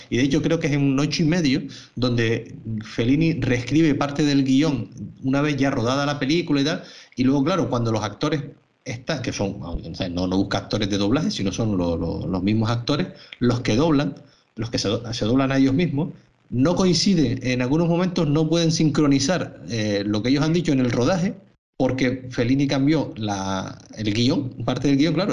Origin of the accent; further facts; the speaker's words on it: Canary Islands, Spain; unos canarios, como, somos nosotros tres